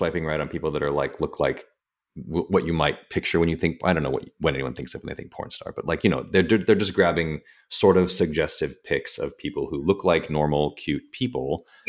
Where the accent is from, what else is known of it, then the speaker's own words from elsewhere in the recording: Scotland, United Kingdom; now in San Francisco, United States; I'm a Scot. I'm in San Francisco.